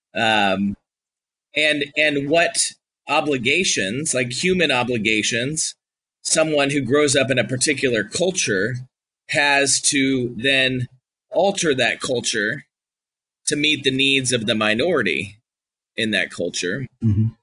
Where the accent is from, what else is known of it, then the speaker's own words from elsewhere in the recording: California, United States; now in Georgia, United States; I'm a Republican from California.